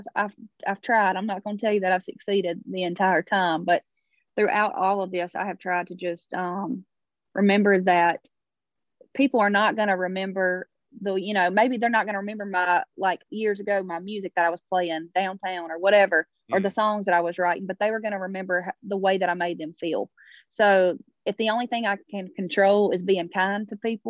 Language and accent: English; Baskin, Louisiana, United States; moved away as an adult; now in Nashville, United States; We were headed home to Louisiana